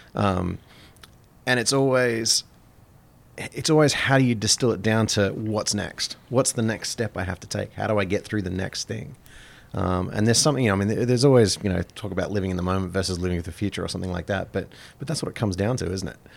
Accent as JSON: {"language": "English", "country": "Australia", "tie": "born or raised there", "moved": "yes", "lives_now": "Plattsburgh, United States", "said": "growing up in Australia, it was, it, it was very much a cafe culture."}